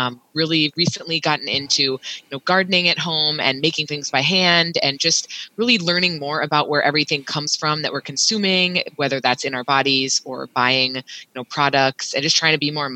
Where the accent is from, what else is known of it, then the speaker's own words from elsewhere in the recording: Iowa, United States; I'm a city girl